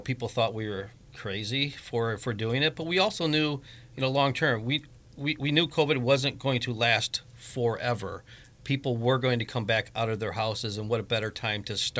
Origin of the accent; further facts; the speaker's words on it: Griffith, Indiana, United States; now in Crown Point, United States; I was born and raised in Griffith, graduated Griffith High School in 1988